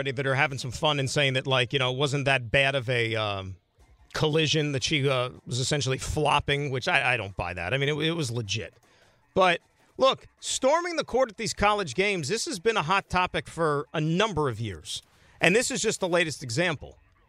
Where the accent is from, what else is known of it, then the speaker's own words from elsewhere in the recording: New Jersey, United States; being around the organization for the better part of my life, just growing up in Jersey